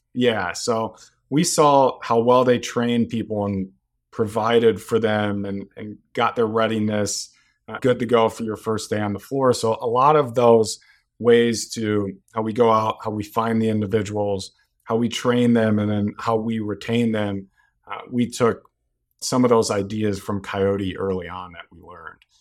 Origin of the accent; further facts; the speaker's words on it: Chicago, Illinois, United States; also born or lived in Iowa City, Iowa; pretty much spent my entire life in Chicago. Grew up in Wrigleyville